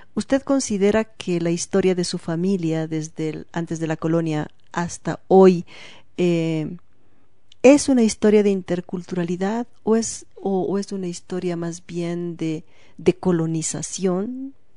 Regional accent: Bolivia; como ciudadanos bolivianos del siglo XXI

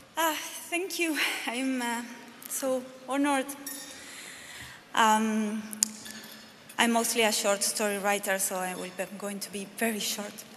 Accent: Argentina; now in Berlin, Germany; soy la primera argentina que se lo gana

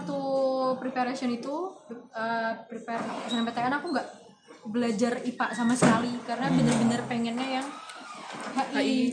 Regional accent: Semarang, Central Java, Indonesia; moved away; Asli Semarang.

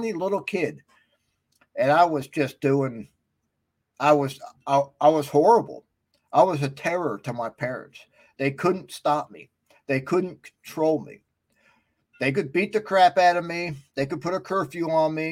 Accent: West Milford, New Jersey, United States; back when I grew up in West Milford, New Jersey

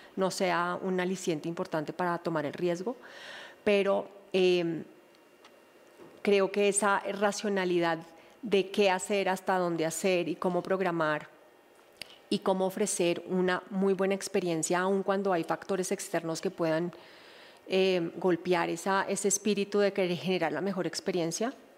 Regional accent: Colombia; todos somos colombianos

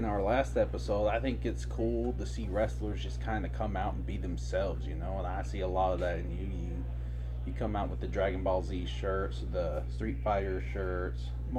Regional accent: Cape Girardeau area, Missouri, United States; I'm from the Cape area

